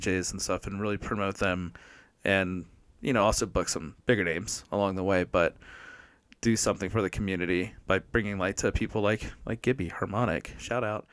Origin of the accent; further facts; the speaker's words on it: Maryland, United States; moved away as an adult; also born or lived in San Diego; now in Flagstaff, United States; I'm originally from Maryland, born and raised, and then I moved to San Diego in twenty twelve